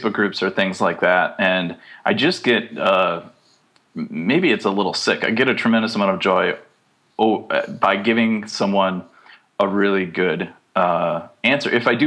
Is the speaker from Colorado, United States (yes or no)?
no; Wisconsin, United States; I grew up in Wisconsin